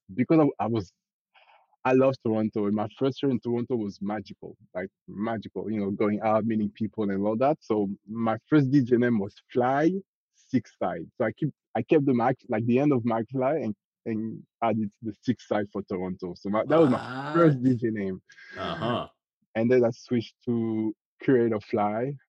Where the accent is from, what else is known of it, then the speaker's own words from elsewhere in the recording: France; accent: French; English is a second language; now in Canada; Grew up in France. Was born and raised in France, actually.